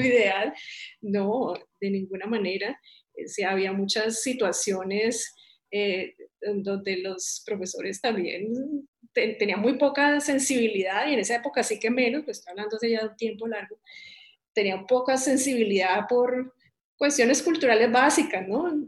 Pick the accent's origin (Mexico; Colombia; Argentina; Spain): Colombia; Cali, Valle del Cauca; moved away as an adult; also born or lived in United States; yo soy caleña